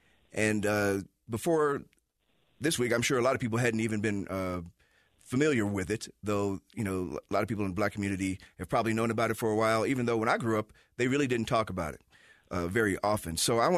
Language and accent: English; Chicago, Illinois, United States; growing up in Chicago, in our schools, and I went to an all-black school